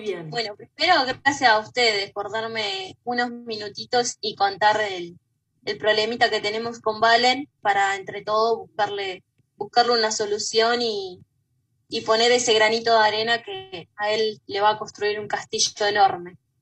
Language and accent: Spanish; Bragado, Buenos Aires Province, Argentina; nosotros somos de Bragado